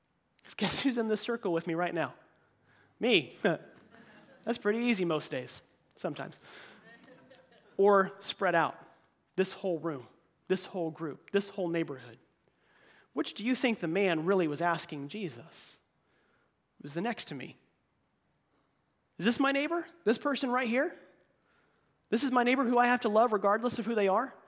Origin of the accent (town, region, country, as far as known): United States